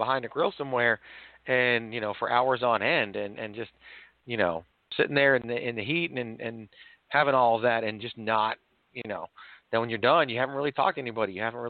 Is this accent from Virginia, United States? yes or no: yes; Virginia, United States; also born or lived in New York; So I was born in New York, but I actually grew up in Virginia.